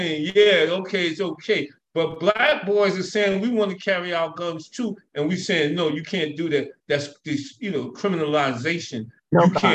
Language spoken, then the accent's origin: English; United States; I'm American.